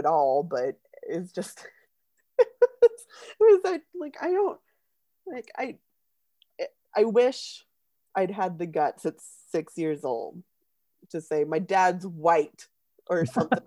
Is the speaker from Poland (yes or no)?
no; United States; as an American